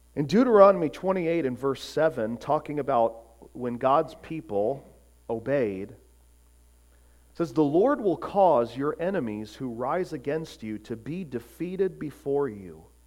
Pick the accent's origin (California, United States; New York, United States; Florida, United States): Florida, United States; growing up in Florida